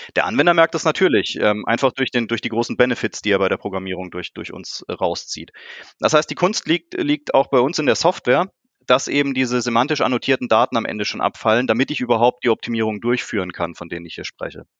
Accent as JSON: {"language": "German", "town": "Karlsruhe", "region": "Baden-Württemberg", "country": "Germany", "said": "ich komme hier aus Karlsruhe"}